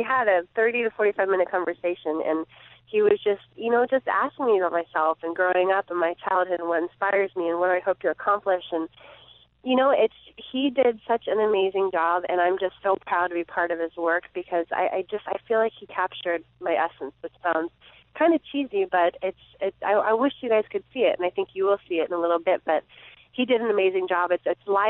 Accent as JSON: {"language": "English", "town": "Saratoga", "region": "California", "country": "United States", "tie": "born or raised there", "said": "I'm in my hometown"}